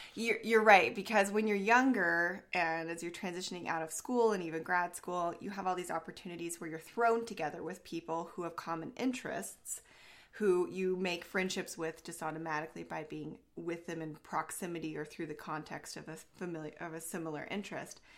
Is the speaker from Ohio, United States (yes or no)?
no; Southern Oregon, United States; this is where I live in the area where I grew up.